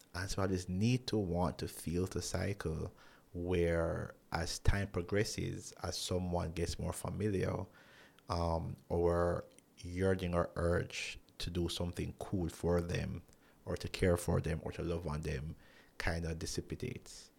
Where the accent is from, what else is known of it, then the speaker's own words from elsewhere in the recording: Jamaica; who I grew up with here in Jamaica